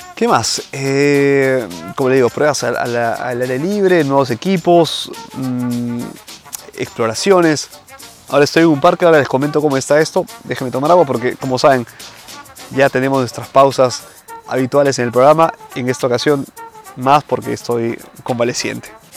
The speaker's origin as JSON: {"language": "Spanish", "country": "Peru", "moved": "yes", "lives_now": "Italy", "said": "en mi país obviamente, ¿no? Eh, en Perú."}